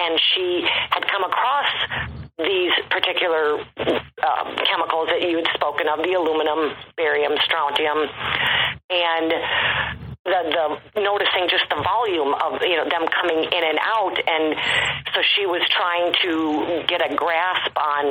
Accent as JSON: {"language": "English", "region": "Midwest", "country": "United States", "tie": "born or raised there", "said": "I grew up in the Midwest"}